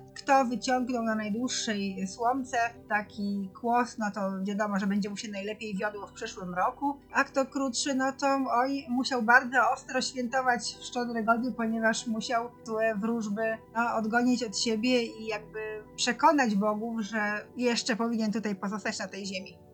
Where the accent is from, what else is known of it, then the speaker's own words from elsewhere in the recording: Masovian Voivodeship, Poland; u nas na Mazowszu